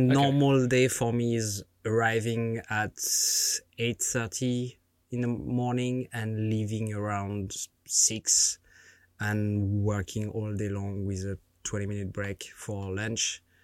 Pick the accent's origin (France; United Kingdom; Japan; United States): France; born or raised there